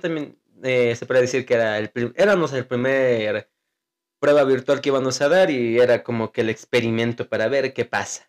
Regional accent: Ecuador; como somos del Ecuador

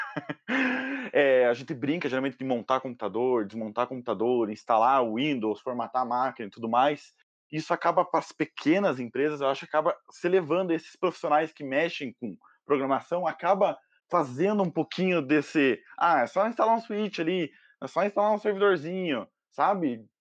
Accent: Curitiba, Paraná, Brazil; sou de Curitiba

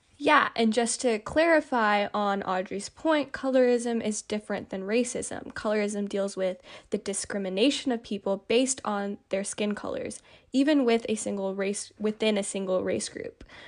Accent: California, United States; I am your Classe California girl.

